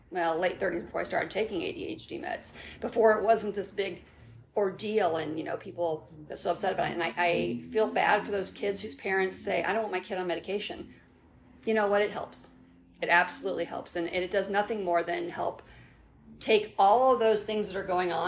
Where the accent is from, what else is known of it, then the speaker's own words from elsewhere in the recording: Indianapolis, Indiana, United States; also born or lived in Brown County, Indiana; I was a straight A student in Indianapolis